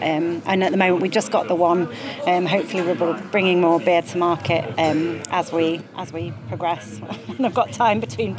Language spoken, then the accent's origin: English; Yorkshire and the Humber, United Kingdom; now in Jura, United Kingdom; I'm from Yorkshire